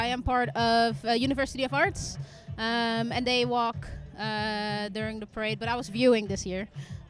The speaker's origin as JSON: {"language": "English", "country": "Netherlands", "moved": "as an adult", "lives_now": "United Kingdom", "said": "I'm from Holland. Nice. Came to the UK 2.5 years ago"}